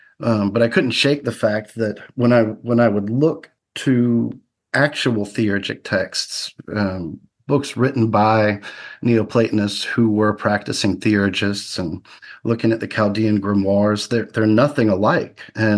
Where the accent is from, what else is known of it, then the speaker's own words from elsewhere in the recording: the South, United States; Yeah, I grew up in the South, moved around a lot